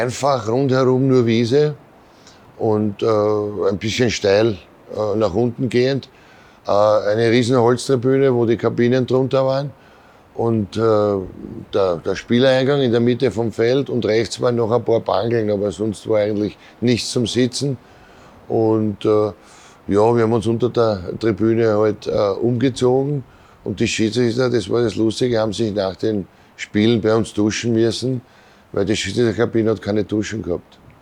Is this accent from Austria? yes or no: yes; Vienna, Austria; Ich bin äh, Favoritner, ich bin hier geboren, nicht weit vom Stadion.